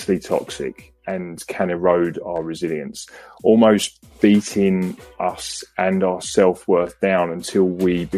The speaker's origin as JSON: {"language": "English", "region": "England", "country": "United Kingdom", "tie": "born or raised there", "moved": "as an adult", "lives_now": "Australia", "said": "I was born and raised in England"}